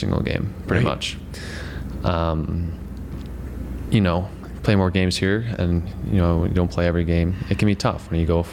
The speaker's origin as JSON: {"language": "English", "town": "Darien", "region": "Connecticut", "country": "United States", "moved": "as an adult", "said": "So I went back to Connecticut. I'm from Darien, Connecticut"}